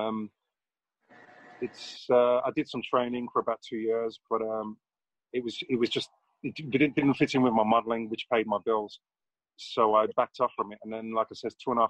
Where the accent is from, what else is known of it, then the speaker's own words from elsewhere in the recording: Jamaica; now in England, United Kingdom; I was born in England. I spent my youth in Jamaica. I was there for about 7-8 years. Came back.